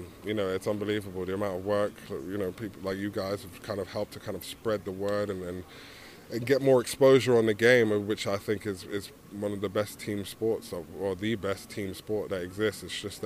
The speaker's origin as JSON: {"language": "English", "region": "London", "country": "United Kingdom", "moved": "yes", "said": "I like to remind them that I'm from London and that I've been flying the flag since I've been over there."}